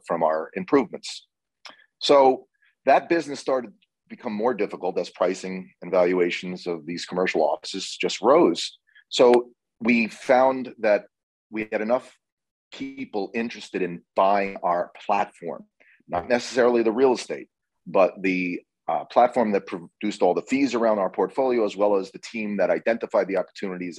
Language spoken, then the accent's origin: English; Red Bank, New Jersey, United States; also born or lived in Boston; I was born in Red Bank, New Jersey